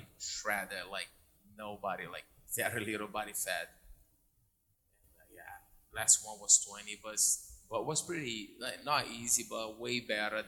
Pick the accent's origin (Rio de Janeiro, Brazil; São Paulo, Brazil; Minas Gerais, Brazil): Rio de Janeiro, Brazil; Niterói; Born and raised in Niterói, Brazil, Rio de Janeiro